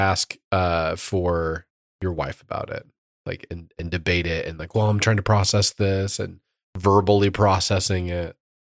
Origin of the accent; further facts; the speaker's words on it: Indiana, United States; growing up in Indiana